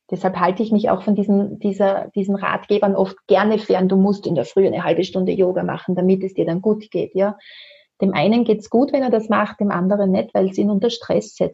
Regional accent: Austria; Bei uns in Österreich können wir es gerne auch über den Neue Wege Shop bestellen.

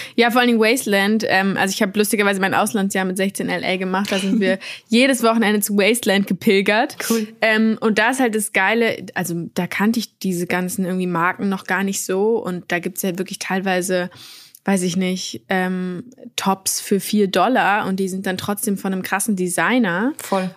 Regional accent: Berlin, Germany; ich bin in Berlin aufgewachsen

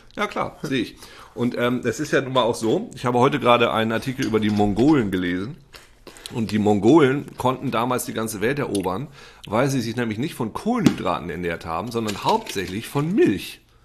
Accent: East Frisia, Lower Saxony, Germany; bei uns in Ostfriesland

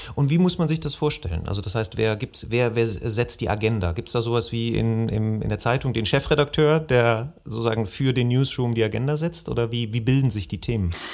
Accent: Bergisches Land, North Rhine-Westphalia, Germany; also born or lived in Remscheid; Wir kommen beide aus dem Bergischen Land

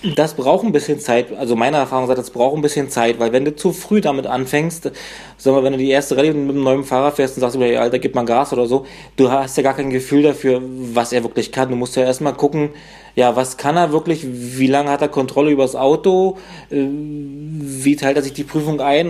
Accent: 100 km north of Berlin, Brandenburg, Germany; die Ecke, wo ich herkomme, so ein 100 Kilometer nördlich von Berlin

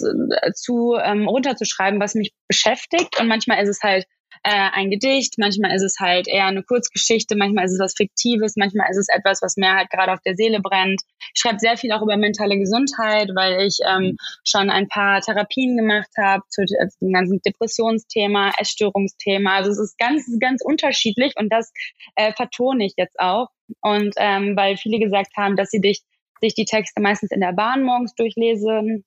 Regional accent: Oberhausen, North Rhine-Westphalia, Germany; also born or lived in Gelsenkirchen; ich komme eigentlich aus dem Ruhrgebiet ich mhm. komme aus Oberhausen

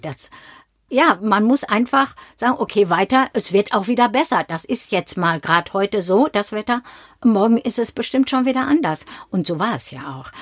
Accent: Dinslaken, North Rhine-Westphalia, Germany; also born or lived in Mainz area; now in Mainz, Germany; Wir sind uns in Dienstlaken, das ist meine Heimatstadt, dort komme ich her

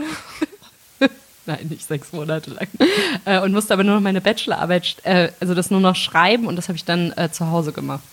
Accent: Melsungen, Hesse, Germany; ich komme aus äh, Nordhessen, aus Melsung, absolute Lokalpatriotin.

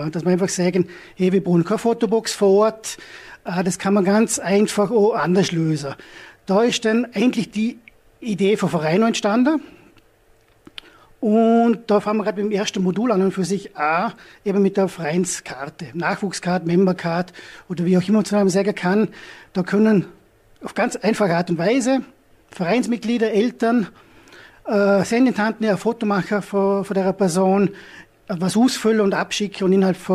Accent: Hohenems, Vorarlberg, Austria; ich komme aus Honems

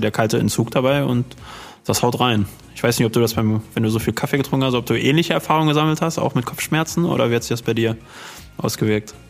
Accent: Dortmund, North Rhine-Westphalia, Germany; wir kommen ja aus, aus Dortmund

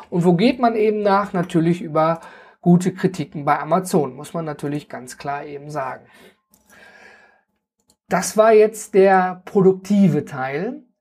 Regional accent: North Rhine-Westphalia, Germany; ich komme zum Beispiel aus dem Ruhrgebiet und da sind wir ja ein großer Misch an Völkchen, die alle zusammenkommen.

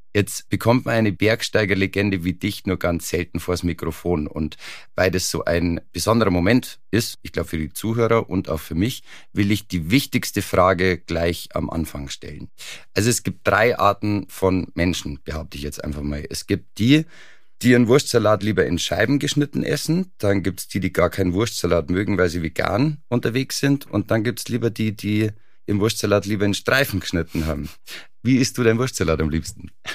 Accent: near Garmisch-Partenkirchen, Bavaria, Germany; Ich bin in der Nähe von Garmisch-Partenkirchen aufgewachsen

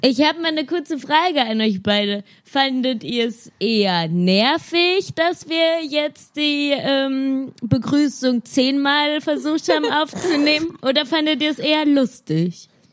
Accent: Laubach, Hesse, Germany; Wir waren ja als Jugendliche in Laubach und Umgebung

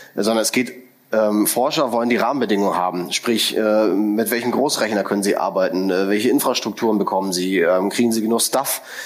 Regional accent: Berlin, Germany; als Berliner und äh, derjenige, der lang hier gearbeitet hat

